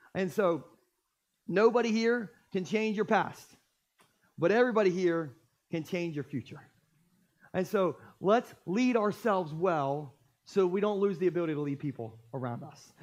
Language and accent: English; Gumboro, Delaware, United States; I grew up in Gumboro